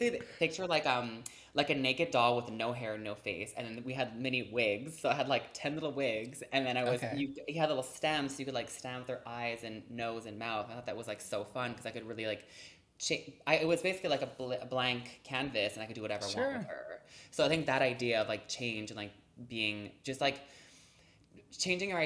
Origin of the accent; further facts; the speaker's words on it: Montreal, Quebec, Canada; I'm from Montreal, so sometimes it snows at Halloween